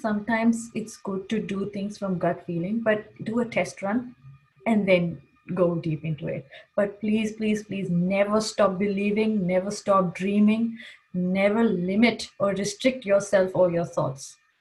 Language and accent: English; Kuwait; first language English; moved away as an adult; also born or lived in Pakistan; coming from Kuwait, English was my first language. We used to only speak in Urdu with my family